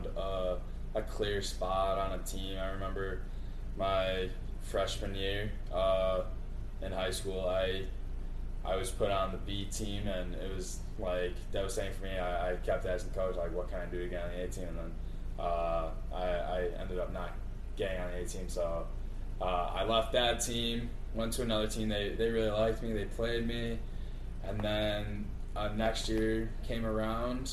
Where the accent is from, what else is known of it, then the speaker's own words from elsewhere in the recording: Riverside, Illinois, United States; I grew up in Riverside, Illinois, 8 miles west of downtown Chicago